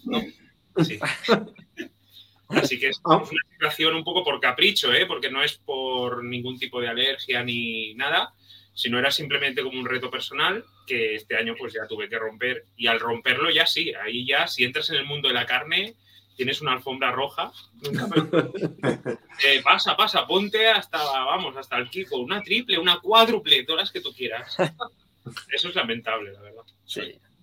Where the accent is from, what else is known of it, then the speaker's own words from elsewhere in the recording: Cambrils, Catalonia, Spain; viví al lado del parque, mi pueblo de orígenes de allí, de al lado, el, de Cambrils.